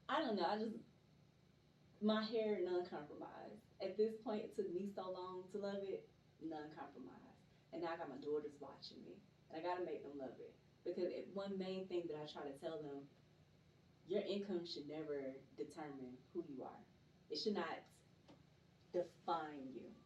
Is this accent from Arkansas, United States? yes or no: no; Stone Mountain, Georgia, United States; Originally from right here in Atlanta, Georgia, born and raised in Stone Mountain.